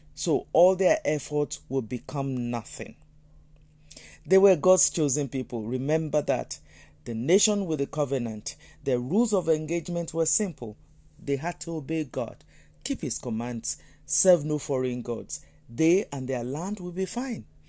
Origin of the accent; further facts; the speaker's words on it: Nigeria; I'm a Nigerian. And if I think about my country, Nigeria